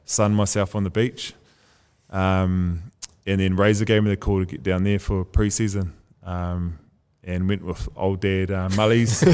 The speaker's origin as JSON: {"language": "English", "country": "New Zealand", "tie": "born or raised there", "also_born_or_lived": "Cardiff, Wales", "moved": "as an adult", "said": "growing up in New Zealand, you're always playing rugby"}